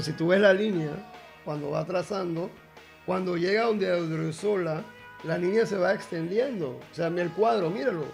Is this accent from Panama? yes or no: yes; Panama; como buen panameño